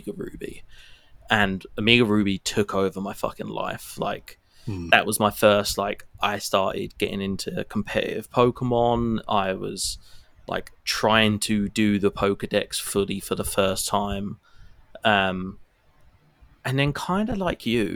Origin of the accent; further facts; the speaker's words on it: United Kingdom; the bits of the UK that I'm from